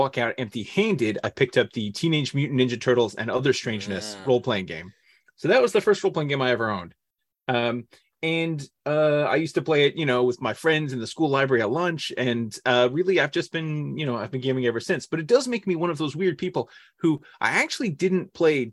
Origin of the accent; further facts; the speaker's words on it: Northern California, United States; moved away; I grew up in California